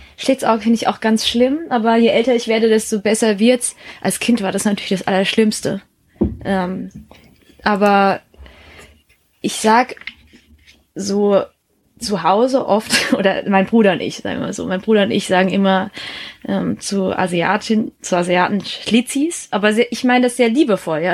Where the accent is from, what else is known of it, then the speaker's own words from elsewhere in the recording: Baden-Württemberg, Germany; also born or lived in Heppenheim, Hesse; in Hessen bin ich geboren, in Baden-Württemberg dann aufgewachsen und zur Schule gegangen